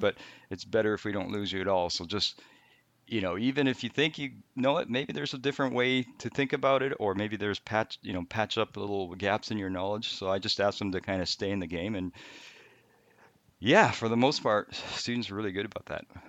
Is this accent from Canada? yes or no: yes; Canada; also born or lived in Japan; I was born in Japan. I'm not gonna go too far back, but we moved to Canada when I was, uh, between third and fourth grade. So, I went, I did most of my school in Canada